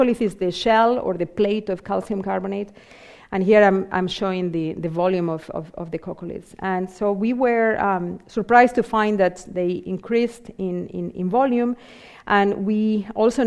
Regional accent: Vigo, Galicia, Spain; moved away; also born or lived in Southampton; my hometown in Vigo in Spain

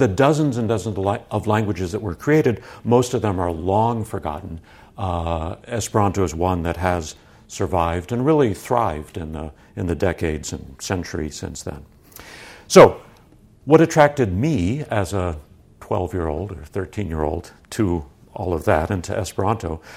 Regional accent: San Francisco, California, United States; I grew up around the San Francisco area

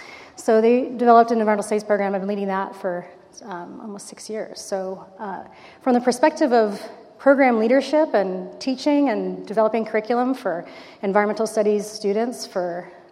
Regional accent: Los Angeles, California, United States; I grew up in Los Angeles, so this is not too far from where I used to do my maybe not so great 16-year-old drives up here for Santa Barbara culture.

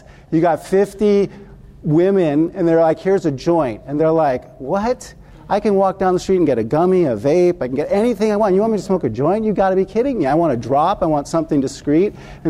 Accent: Washington, District of Columbia, United States; I'm from Washington, D.C., and we have all these panels, these summits on cannabis

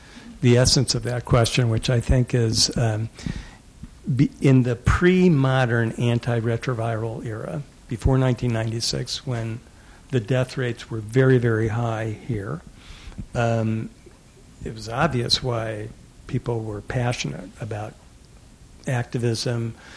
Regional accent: the South, United States; moved away; I grew up in the South

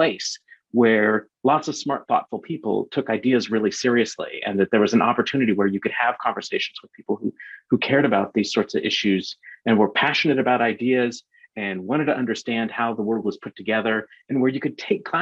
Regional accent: Bakersfield, California, United States; I grew up in Bakersfield here in California

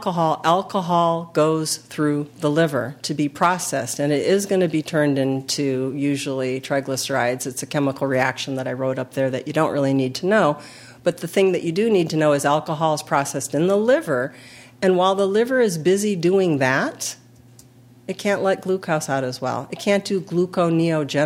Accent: California, United States; we're from California

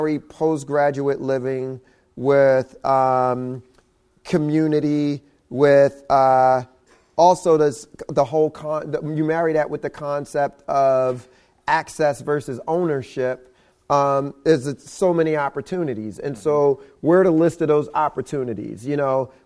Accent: United States; being born and raised in America

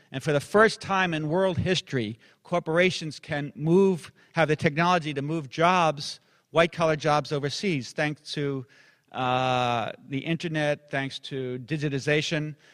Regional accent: upstate New York, United States; upstate New York um, my home state

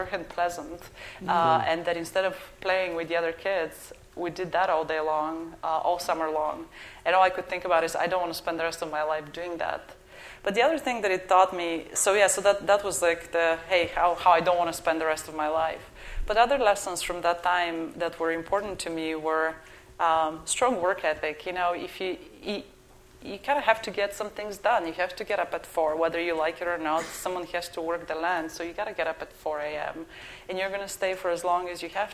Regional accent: Bulgaria; accent: Bulgarian; moved away as an adult; now in United States; the accent is from Bulgaria.

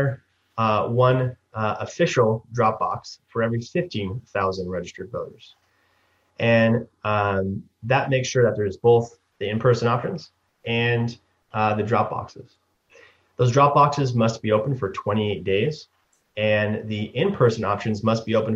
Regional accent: Sacramento, California, United States; I'm from Sacramento

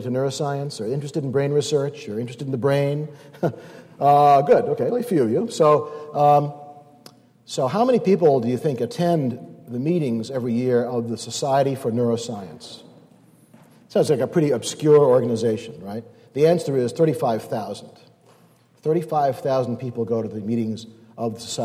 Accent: Northeast, United States; I'm from the Northeast

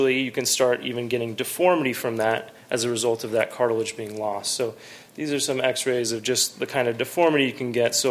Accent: San Jose, California, United States; also born or lived in North Carolina; I'm actually a Bay Area native. I came from San Jose. I went to Bellarmine for high school

